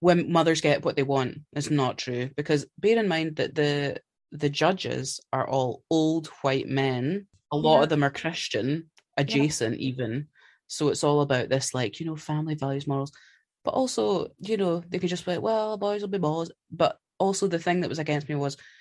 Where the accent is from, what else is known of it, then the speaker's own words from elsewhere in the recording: Scotland, United Kingdom; I'm Scottish.